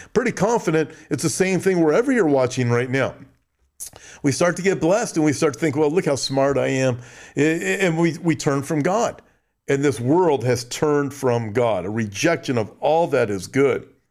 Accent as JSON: {"language": "English", "country": "United States", "said": "I'm from America."}